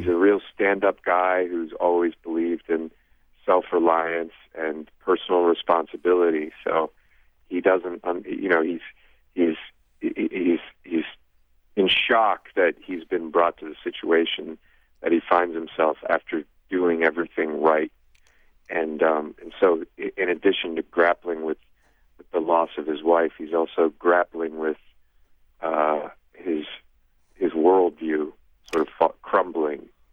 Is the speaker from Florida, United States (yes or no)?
no; Ohio, United States; I'm from Ohio